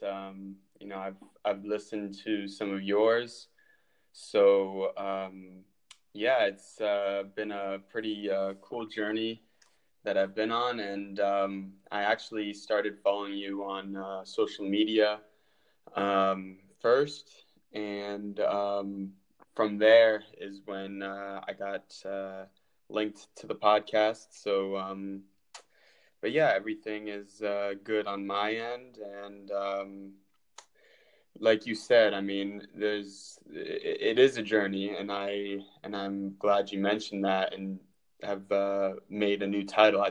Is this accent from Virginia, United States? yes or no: yes; Fairfax, Virginia, United States; moved away as an adult; also born or lived in Buffalo, New York / Sweden; I'm from Fairfax, Virginia. And growing up, I played for a club called Premier AC, which is in Falls Church, Virginia